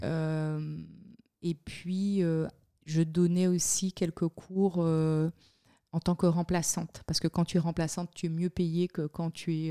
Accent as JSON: {"language": "French", "town": "Le Moule", "country": "Guadeloupe", "tie": "born or raised there", "also_born_or_lived": "Miami / Montpellier / Paris", "moved": "as an adult", "lives_now": "Switzerland"}